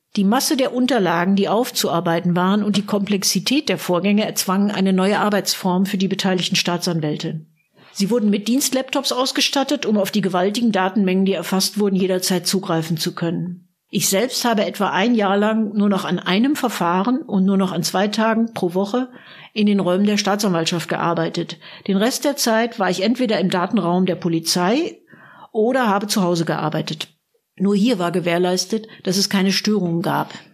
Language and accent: German; Münster, North Rhine-Westphalia, Germany; moved away as an adult; now in Berlin, Germany; Als gebürtige Münsteranerin